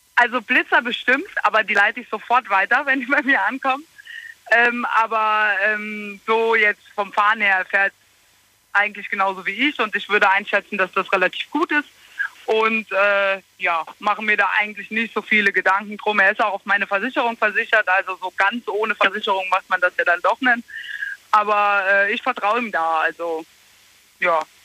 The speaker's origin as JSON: {"language": "German", "town": "Losheim am See", "region": "Saarland", "country": "Germany", "said": "bei uns in Losheim am See"}